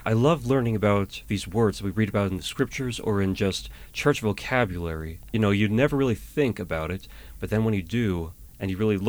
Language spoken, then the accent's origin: English; Atlanta, Georgia, United States; So I told you I'm from Atlanta, Georgia.